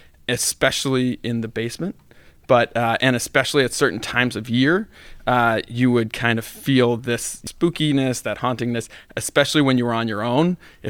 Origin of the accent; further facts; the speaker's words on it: Providence, Rhode Island, United States; So I grew up on Halsey Street, which mm-hmm. is right off of Benefit Street on the east side of Providence.